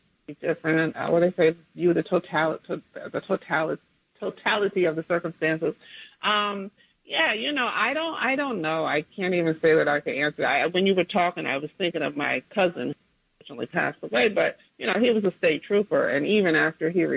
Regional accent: New Jersey, United States; in a small town in Jersey where near where I grew up.

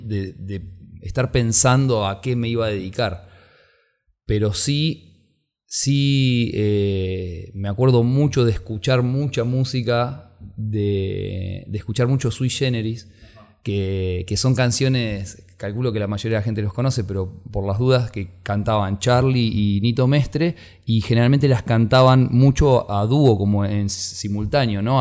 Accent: Buenos Aires Province, Argentina; mi infancia, bueno, pasó en Aedo, que es, en el Gran Buenos Aires

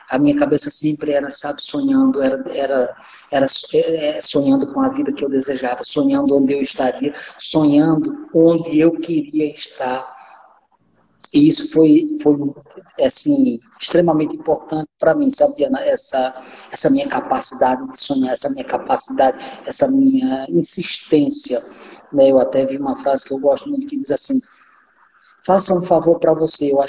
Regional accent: Northeast Region, Brazil; moved away as an adult; now in Rondônia, Brazil; da minha infância até quando eu saí do Nordeste não foi nada fácil. Foi uma vida muito difícil. Foi muita dureza, muita dificuldade, muita, muita escassez. Né? Eu vivi muito escassez. Eu costumo dizer que eu vim comprar roupa em Rondônia com 20 anos

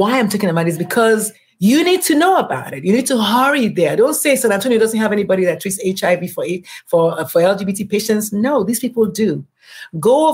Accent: Nigeria; I am Nigerian

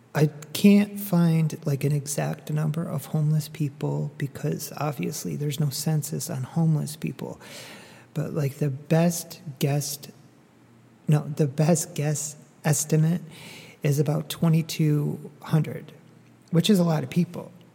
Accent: Northeast, United States; now in Dallas, United States; I grew up in the Northeast

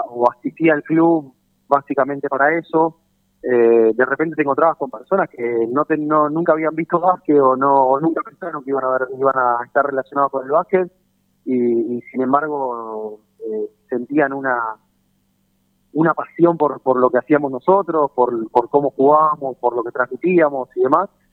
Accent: Lanús, Buenos Aires Province, Argentina; no nací acá, no, no me crié acá, soy de Lanús

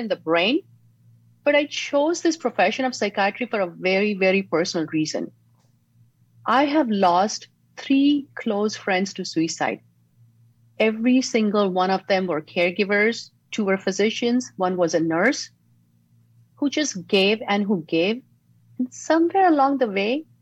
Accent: Mumbai, Maharashtra, India; now in San Diego, United States; Growing up in Mumbai, my family was full of public servants, teachers, police officers, and even supporters of the freedom fighters along with Gandhi

